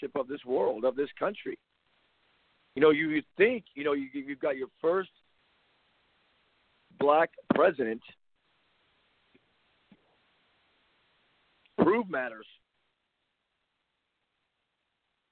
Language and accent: English; Compton, California, United States; I grew up in Compton